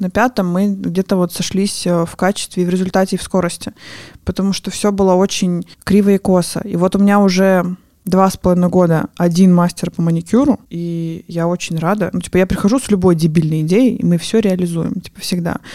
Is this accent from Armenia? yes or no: yes; Armenia; А я не знаю, откуда такое мнение, что раз я армянка, то мне нужно делать черные брови.